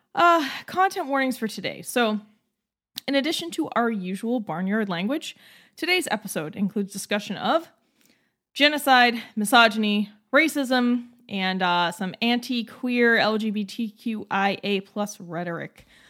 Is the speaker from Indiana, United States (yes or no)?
no; Massachusetts, United States; growing up in Massachusetts my entire life